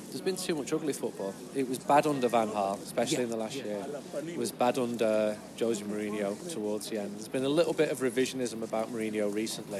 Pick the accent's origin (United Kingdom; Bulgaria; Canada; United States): United Kingdom; Manchester, North West England; because I'm from Manchester